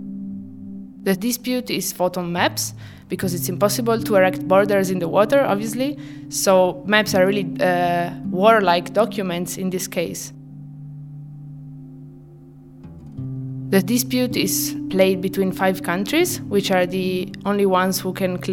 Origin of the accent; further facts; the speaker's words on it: Italy; moved away; I come from Italy.